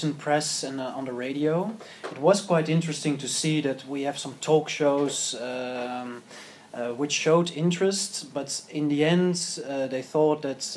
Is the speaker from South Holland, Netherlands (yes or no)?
no; Amsterdam, North Holland, Netherlands; I'm from Amsterdam